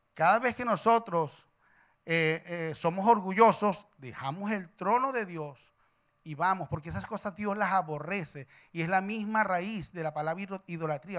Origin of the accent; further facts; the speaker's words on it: Venezuela; soy venezolano